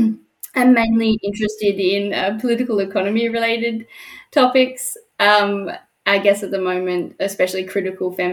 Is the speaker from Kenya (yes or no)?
no; Perth, Western Australia, Australia; moved away as an adult; now in Germany; I'm from Perth, Western Australia.